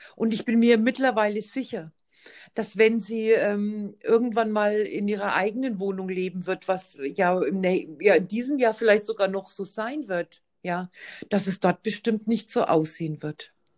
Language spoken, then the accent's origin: German; Bavaria, Germany; bei uns in Bayern